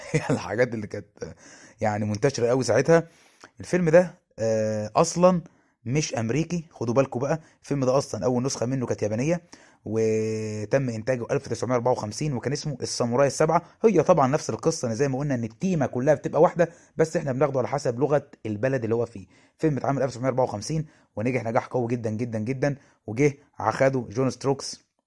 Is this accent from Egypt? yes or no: yes; Egypt; عندنا في مصر